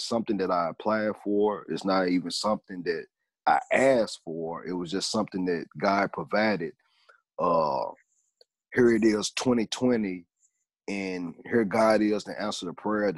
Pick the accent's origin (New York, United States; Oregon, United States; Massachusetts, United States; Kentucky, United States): Kentucky, United States; Hopkinsville; I'm from Hopkinsville, Kentucky